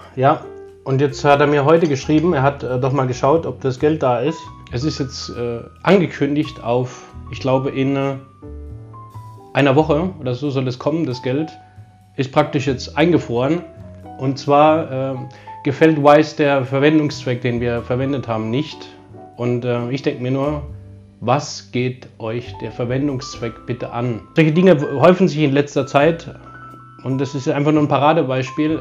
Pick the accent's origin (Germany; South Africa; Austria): Germany; ich bin Deutscher